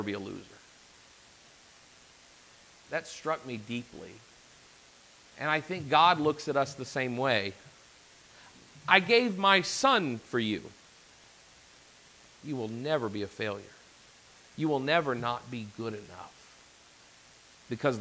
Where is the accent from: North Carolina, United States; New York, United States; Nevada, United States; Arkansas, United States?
Arkansas, United States; I'm from Arkansas, so we would say break the tooth